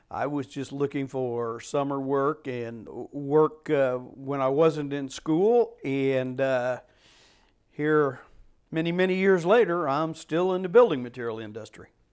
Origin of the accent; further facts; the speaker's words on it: Chillicothe, Missouri, United States; Chillicothe to the warehouse, which was basically my hometown area